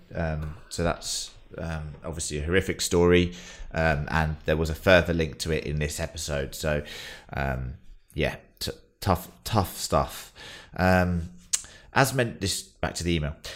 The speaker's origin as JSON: {"language": "English", "country": "United Kingdom", "said": "as British people"}